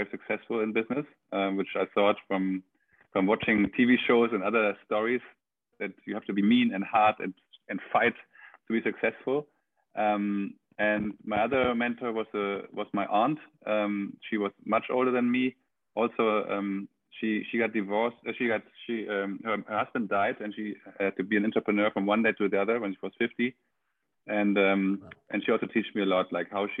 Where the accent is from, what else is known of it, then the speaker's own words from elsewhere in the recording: Germany; moved away as an adult; now in Barcelona, Spain; I'm German. I grew up in Germany until I was 26, and then I moved to Spain